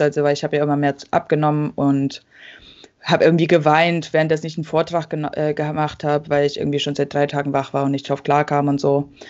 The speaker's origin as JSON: {"language": "German", "area": "about an hour from Leipzig", "region": "a village in eastern Germany", "country": "Germany", "tie": "born or raised there", "said": "sind in so einem Dorf aufgewachsen in Ostdeutschland, äh, bei Leipzig ungefähr, also so eine Stunde von Leipzig entfernt"}